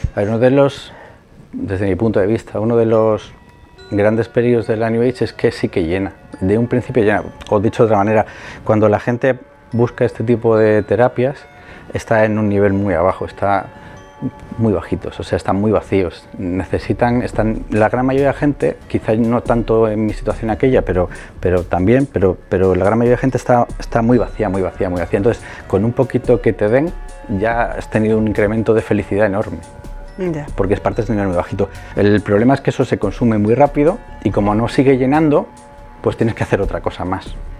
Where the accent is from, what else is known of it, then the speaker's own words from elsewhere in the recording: Madrid, Community of Madrid, Spain; me crié en, Vallecas, en Madrid